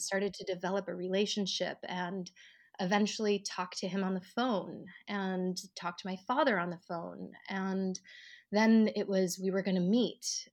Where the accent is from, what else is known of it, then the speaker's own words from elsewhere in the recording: Colorado, United States; moved away as an adult; also born or lived in New York; I'm from Colorado